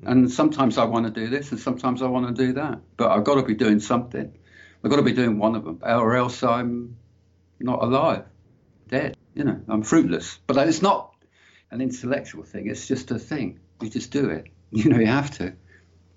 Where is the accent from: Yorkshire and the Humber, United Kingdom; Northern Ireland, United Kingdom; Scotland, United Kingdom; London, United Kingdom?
London, United Kingdom; I grew up in London, in northwest London, Willesden, Hampstead, that sort of area